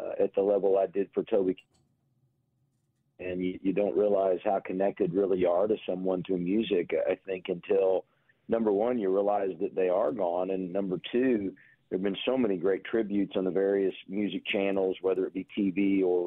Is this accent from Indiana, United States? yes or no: yes; Indianapolis, Indiana, United States; as a kid growing up in Indianapolis